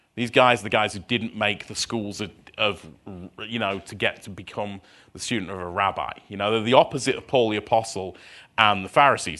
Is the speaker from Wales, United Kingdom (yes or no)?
no; Scunthorpe, Yorkshire and the Humber, United Kingdom; moved away as an adult; now in Minnesota, United States; I was born in a town in the north of England, which most people haven't heard of, which is a place called, uh, Scunthorpe.